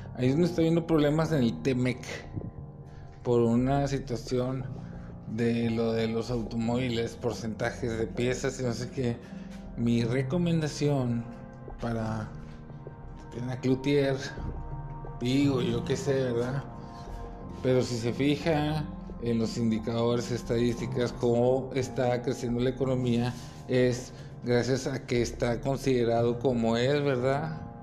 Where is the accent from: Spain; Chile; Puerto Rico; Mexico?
Mexico; Yo también soy mexicano